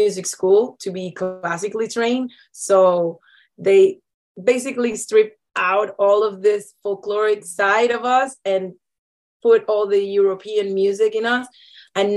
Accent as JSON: {"language": "English", "country": "Cuba", "tie": "born or raised there", "moved": "yes", "lives_now": "Canada", "said": "Growing up in Cuba, there is music everywhere, all the time"}